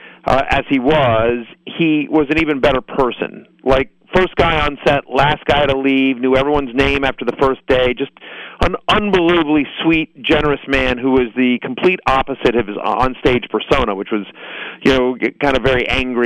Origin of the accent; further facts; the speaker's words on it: Texas, United States; moved away as an adult; I grew up in Texas